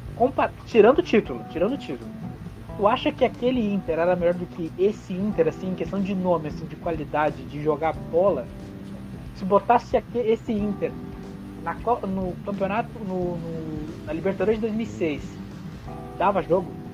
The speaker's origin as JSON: {"language": "Portuguese", "country": "Brazil", "said": "a gente é brasileiro, a gente é brasileiro"}